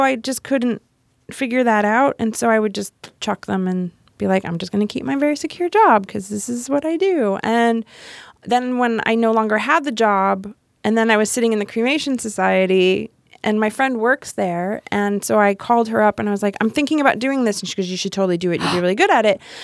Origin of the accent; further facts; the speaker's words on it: Miami, Florida, United States; moved away; grew up in Miami. Um, I went to high school and college in Miami.